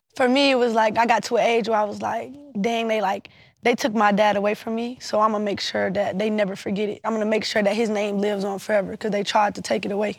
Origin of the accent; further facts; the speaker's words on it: Savannah, Georgia, United States; I'm from Savannah, Georgia. We gonna talk how we wanna talk